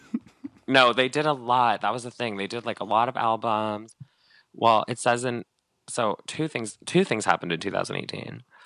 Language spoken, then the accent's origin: English; Northern California, United States; moved away; I'm from Northern California.